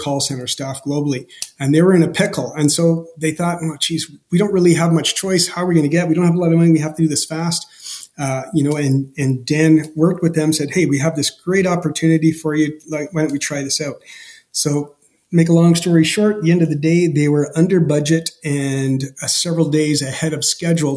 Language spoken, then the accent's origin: English; Canada; as a Canadian